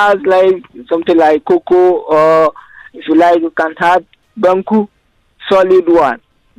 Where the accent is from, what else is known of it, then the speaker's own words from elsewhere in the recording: Ghana; moved away; I'm from Ghana.